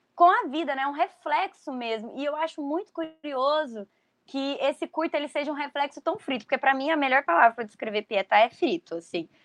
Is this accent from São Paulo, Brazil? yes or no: no; Goiânia, Goiás, Brazil; Nós, do jornal Metamorfose, que somos de Goiânia, né? Apesar de não estarmos todos lá mais